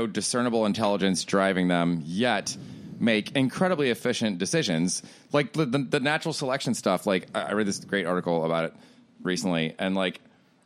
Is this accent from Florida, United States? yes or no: yes; Florida, United States; I grew up in Florida, so the space shuttle, we would hear the booms frequently